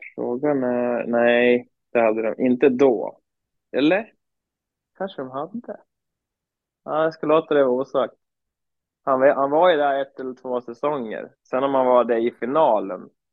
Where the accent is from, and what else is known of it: Surahammar, Västmanland, Sweden; also born or lived in Falun